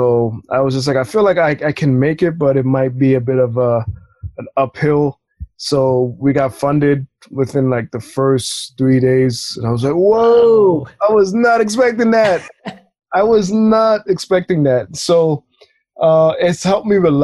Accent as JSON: {"language": "English", "town": "New York City", "region": "New York", "country": "United States", "tie": "born or raised there", "said": "I'm born and raised in Brooklyn"}